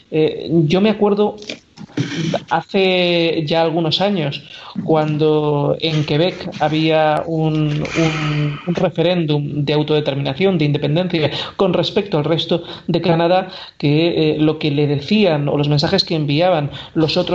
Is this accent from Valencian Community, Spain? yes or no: yes; Valencian Community, Spain; yo como valenciano lo he vivido directamente